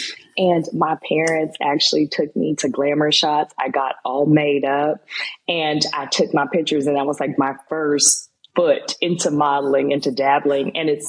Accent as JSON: {"language": "English", "town": "Tulsa", "region": "Oklahoma", "country": "United States", "tie": "born or raised there", "also_born_or_lived": "Muskogee, Oklahoma / Los Angeles, California", "moved": "as an adult", "lives_now": "Houston, United States", "said": "when I was around 5, actually, lived here until I was in the 3rd grade, and then I moved back to Tulsa, Oklahoma. And I grew up in Tulsa. I went to Broken Arrow High School. And then from there, I went on to the University of Oklahoma before moving to Los Angeles"}